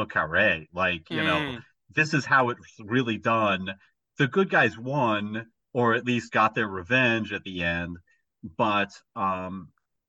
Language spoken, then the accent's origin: English; United States; I'm an American